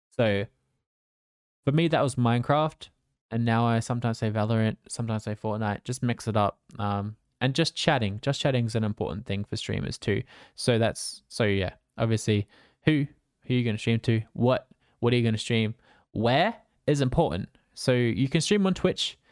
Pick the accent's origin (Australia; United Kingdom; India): Australia; I'm Australian, so I stream at nighttime for me after I finish work